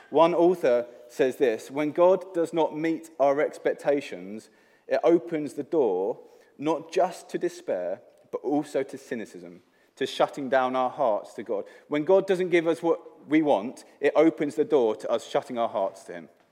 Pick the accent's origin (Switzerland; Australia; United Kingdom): United Kingdom; England; moved away; I am from England